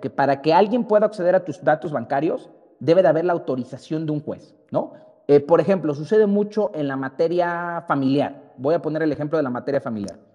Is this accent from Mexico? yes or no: yes; Mexico; como mexicanos